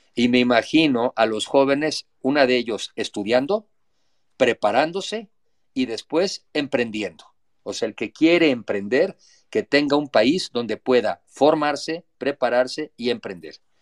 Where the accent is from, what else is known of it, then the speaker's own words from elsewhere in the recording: Mexico; antes que nada soy mexicano